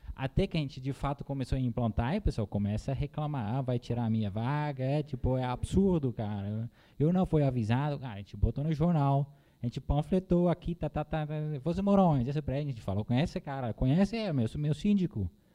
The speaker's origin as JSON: {"language": "Portuguese", "country": "Netherlands", "second_language": "Portuguese", "moved": "as an adult", "lives_now": "Brazil", "said": "sou holandês, já moro há 12 anos aqui no Brasil"}